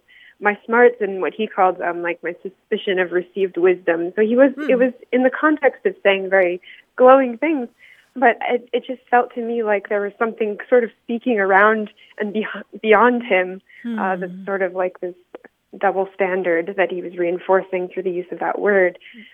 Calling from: Las Cruces, New Mexico, United States; I'm calling from Las Cruces, New Mexico

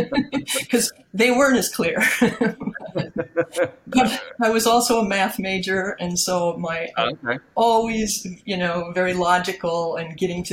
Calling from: Peterborough, New Hampshire, United States; I'm calling in from Peterborough, New Hampshire.

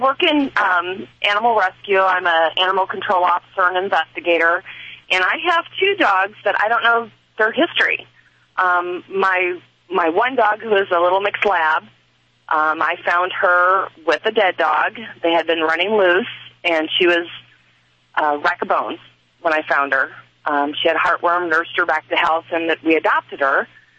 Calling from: Red Oak, Iowa, United States; Red Oak, Iowa.

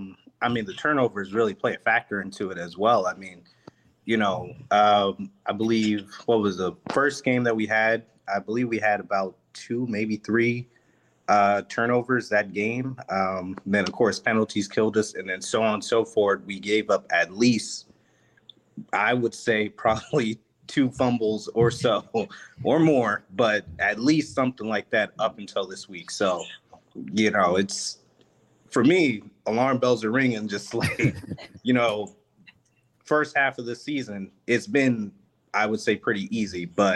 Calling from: Baltimore, Maryland, United States; So I'm currently in Maryland, Baltimore, actually.

